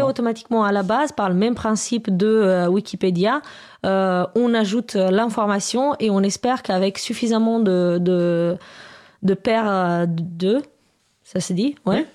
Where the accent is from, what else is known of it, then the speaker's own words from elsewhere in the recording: Romania; now in France; je viens de Roumanie à la base